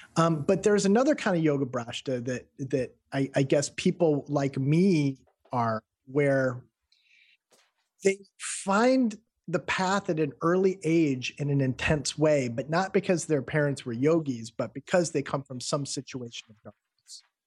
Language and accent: English; Midwestern United States, United States; also born or lived in Peoria; I'm from the Midwestern United States